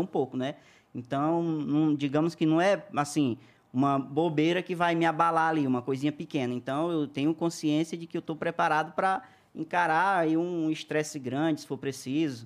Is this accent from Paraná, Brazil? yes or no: no; interior of Maranhão, Brazil; moved away; nasci lá no interiorzinho do Maranhão